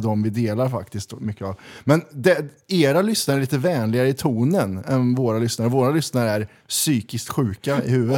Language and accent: Swedish; Kristinehamn, Värmland, Sweden; moved away as an adult; now in Stockholm, Sweden; Krillhörda, born and raised. Ja. Bodde där i 32 år